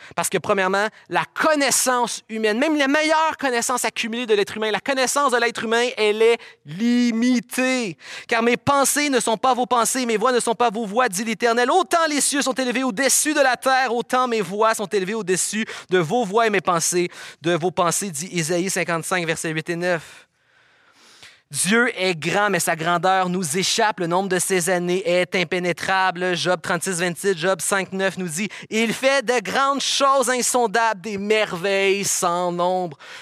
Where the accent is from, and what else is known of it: Quebec, Canada